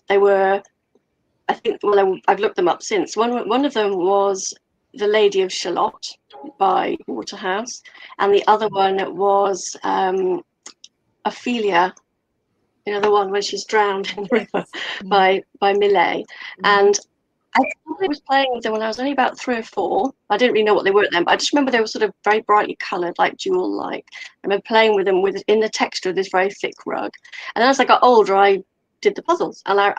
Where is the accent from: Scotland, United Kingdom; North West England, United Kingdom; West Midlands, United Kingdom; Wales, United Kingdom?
Wales, United Kingdom; Yes, that is a Welsh dragon, and yes, I am Welsh. I know I don't sound Welsh, but my family are all Welsh, my partner's Welsh, and Welsh, yeah.